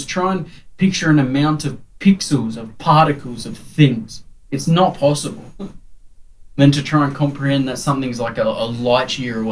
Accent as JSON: {"language": "English", "country": "Australia", "said": "I'm Australian."}